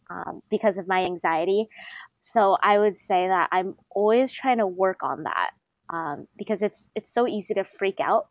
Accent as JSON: {"language": "English", "area": "Bay Area", "region": "California", "country": "United States", "said": "I'm from the Bay Area, I take BART a lot"}